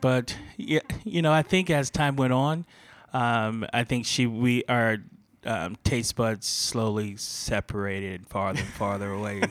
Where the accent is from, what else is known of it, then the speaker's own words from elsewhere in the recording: Fort Lauderdale, Florida, United States; moved away; I worked in a lot of mom and pops growing up in Fort Lauderdale.